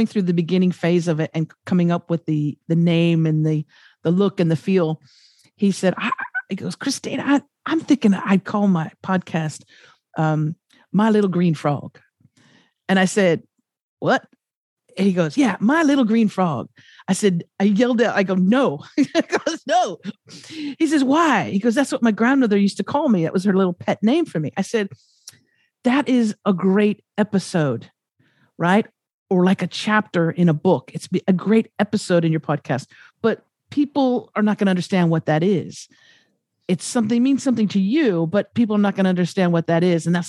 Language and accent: English; United States; moved away; also born or lived in Los Angeles; I'm from America